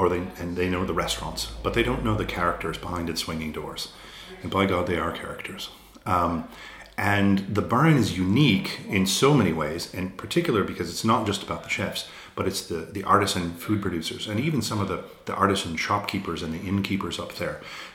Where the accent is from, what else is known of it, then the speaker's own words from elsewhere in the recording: United States; accent: American; also born or lived in 18 or 19 US states; now in Ireland; I'm an American who lived in, I think, 18 or 19 different states. So my accent from America is a bit mucky. And then my family originally came from Fermanagh in the north.